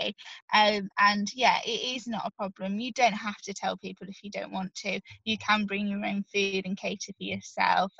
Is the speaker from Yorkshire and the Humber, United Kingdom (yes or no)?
yes; Yorkshire and the Humber, United Kingdom; I'm from Yorkshire, so I live near lots and lots of farms, so I could live at home